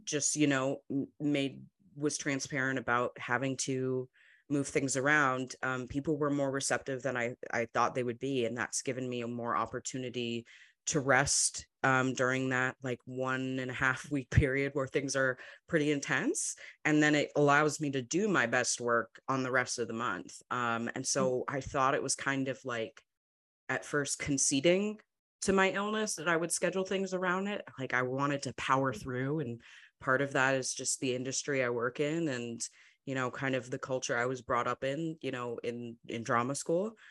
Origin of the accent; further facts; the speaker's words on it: Madison, Wisconsin, United States; I grew up in Madison, Wisconsin, um, kind of a smaller city